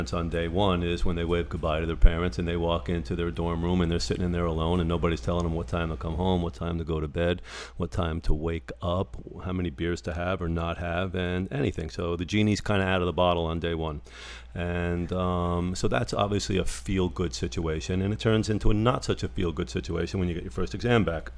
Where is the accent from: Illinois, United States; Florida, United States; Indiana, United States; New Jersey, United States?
New Jersey, United States; Parsippany; moved away as an adult; also born or lived in Long Island; Small town in called Parsippany